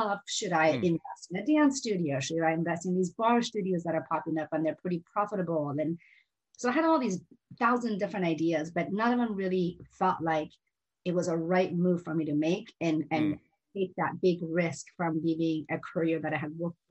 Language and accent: English; Seattle, Washington, United States; English is a second language; also born or lived in Iran; both my sister and I were raised in Seattle.